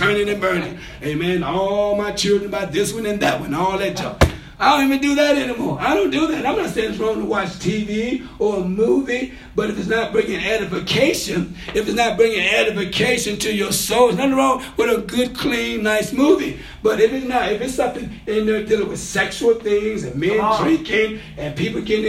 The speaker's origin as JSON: {"language": "English", "region": "Mississippi", "country": "United States", "tie": "born or raised there", "said": "I grew up in Mississippi."}